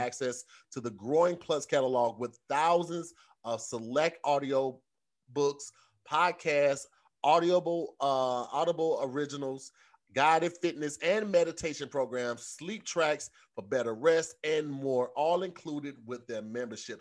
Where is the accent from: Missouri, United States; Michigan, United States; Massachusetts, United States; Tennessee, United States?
Missouri, United States; St. Louis; moved away as an adult; now in Los Angeles, United States; growing up in Saint Louis